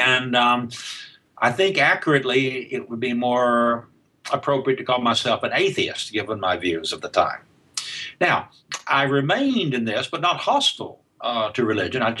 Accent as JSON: {"language": "English", "region": "Alabama", "country": "United States", "tie": "born or raised there", "accent": "Southern", "said": "I, well, I was um, in, raised in uh, rural Alabama, um, there's still a remnant, at least, of my southern accent in the way I speak English."}